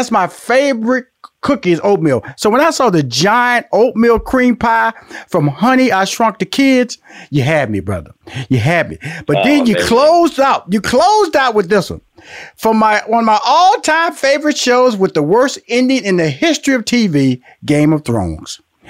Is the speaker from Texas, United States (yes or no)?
yes; Houston, Texas, United States; also born or lived in Louisiana; I'm from Houston, Texas, by way of Louisiana.